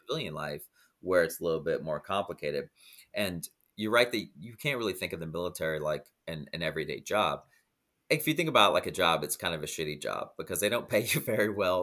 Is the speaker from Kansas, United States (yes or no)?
no; Iowa, United States; moved away as an adult; now in Dominican Republic; I grew up in Iowa and now I live in the Dominican Republic